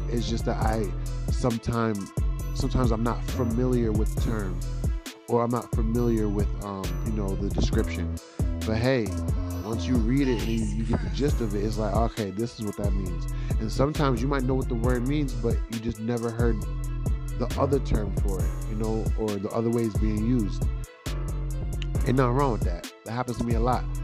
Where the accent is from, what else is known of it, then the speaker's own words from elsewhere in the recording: Jamaica; Yo, y'all like my Jamaican accent right there? You know, um, I am very Jamaican